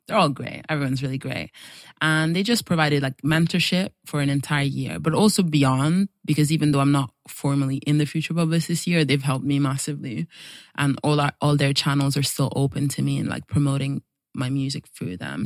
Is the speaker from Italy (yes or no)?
yes; Italy; moved away; also born or lived in Nigeria; I was born in Nigeria, even though I don't have, like, very strong ties because I grew up in Italy